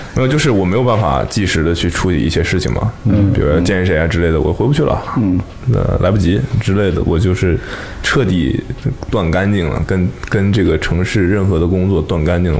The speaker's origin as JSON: {"language": "Chinese", "region": "Northeast China", "country": "China", "tie": "born or raised there", "moved": "yes", "said": "过年回家都是东北的冬天"}